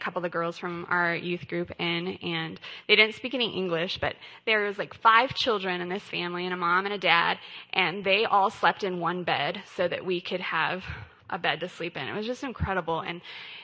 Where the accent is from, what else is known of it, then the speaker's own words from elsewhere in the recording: Colorado, United States; I grew up in Colorado. I was born and raised here